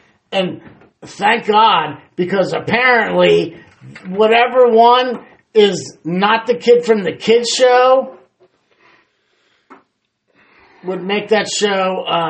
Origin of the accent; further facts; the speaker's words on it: Canada; I'm from Canada. We invented fake gold.